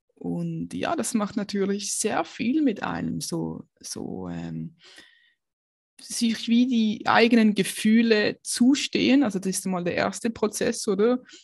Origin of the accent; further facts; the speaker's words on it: Basel, Basel-Stadt, Switzerland; now in Aargau, Switzerland; ich ähm, bin aufgewachsen in Basel